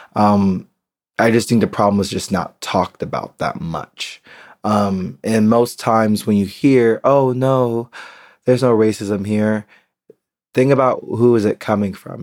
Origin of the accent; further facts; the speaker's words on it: United States; moved away as an adult; now in Berlin, Germany; I'm American